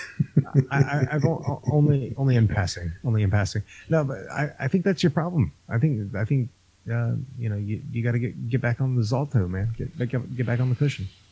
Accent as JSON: {"language": "English", "region": "Florida", "country": "United States", "said": "I'm from Florida"}